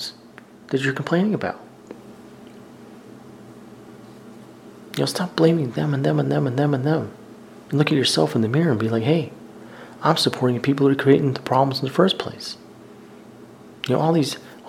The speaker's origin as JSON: {"language": "English", "region": "the South", "country": "United States", "said": "I'm from the South."}